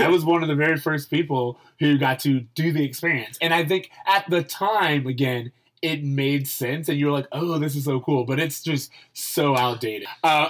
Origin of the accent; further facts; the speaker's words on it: Orlando, Florida, United States; you and I grew up in Orlando.